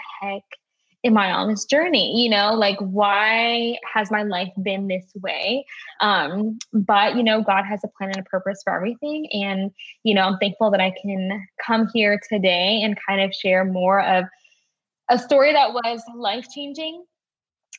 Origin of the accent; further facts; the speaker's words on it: Maryland, United States; So I'm from Maryland. I've been born and raised. I've lived in the same city for literally all of my life.